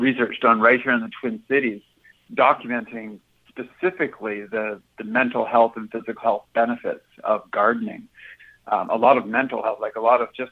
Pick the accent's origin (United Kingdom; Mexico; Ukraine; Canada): Canada; a small town outside of Vancouver, British Columbia; now in Minnesota, United States; I grew up in a small town outside of Vancouver.